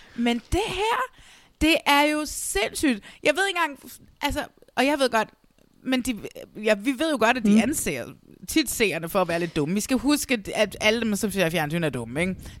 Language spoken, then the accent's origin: Danish; Næstved, Zealand, Denmark; jeg er fra Næstved, og Vordingborg er den lille by, der ligger lige under Næstved